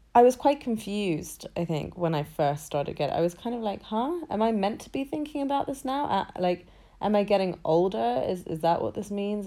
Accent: London, United Kingdom; I was born in London and I was, I've been raised in London my entire life.

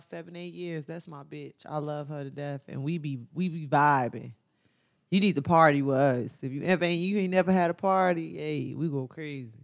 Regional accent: Chicago, Illinois, United States; I'm from Chicago

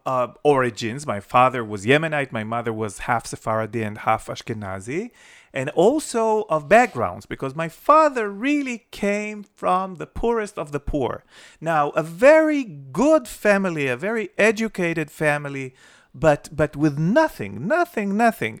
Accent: Jerusalem, Jerusalem District, Israel; When I was growing up in Jerusalem, it was before the Six Day War.

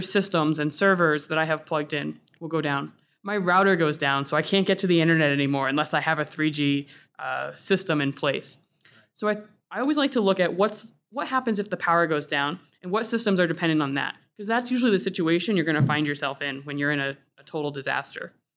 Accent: Florida, United States; now in New England, United States; I grew up in Florida

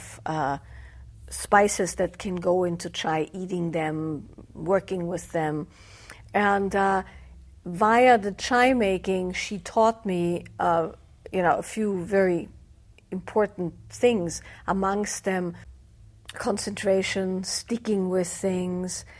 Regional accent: Austria; the area where I grew up in Austria is Celtic by origin

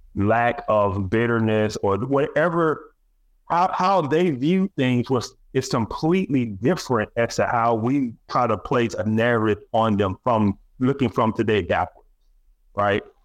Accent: Alabama, United States; I'm from Alabama, we had Alabama state history.

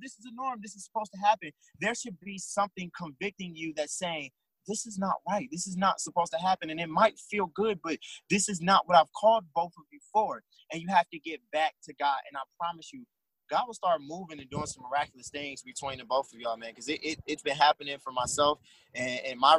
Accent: Cleveland, Ohio, United States; we're both from Cleveland now

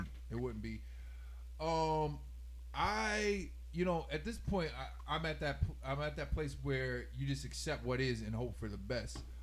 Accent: Houston, Texas, United States; now in upstate New York, United States; my hometown, Houston, Texas

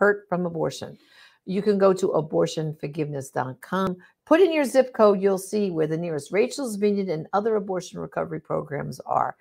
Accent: New York, United States; moved away; I'm originally, tell by my accent, from New York

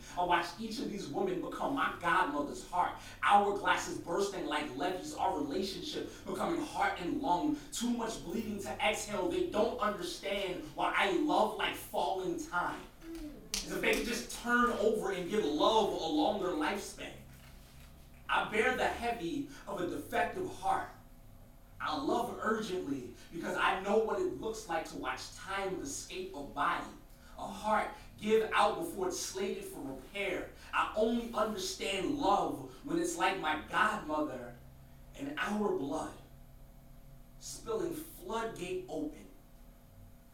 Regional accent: New York City, New York, United States; I'm from Brooklyn

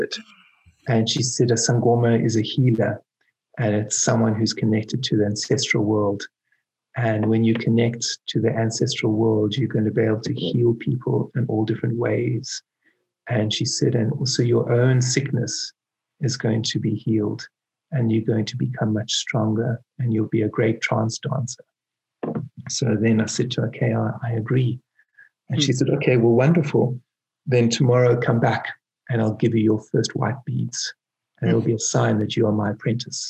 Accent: Cape Town, Western Cape, South Africa; when I was born in Cape Town, just beneath Table Mountain.

